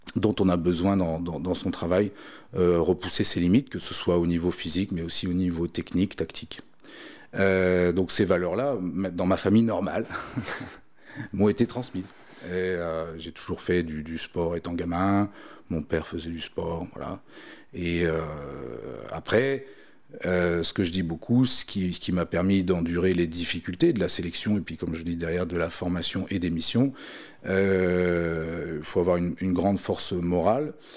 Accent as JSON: {"language": "French", "town": "Melun", "region": "Île-de-France", "country": "France", "tie": "born or raised there", "said": "quand j'étais gamin, j'habitais à Melun à côté de Melun, il y a la forêt de Fontainebleau"}